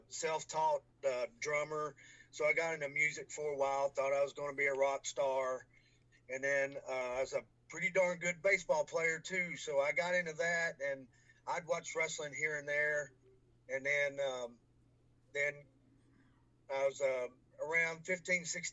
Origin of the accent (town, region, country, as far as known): Franklin, Kentucky, United States; born or raised there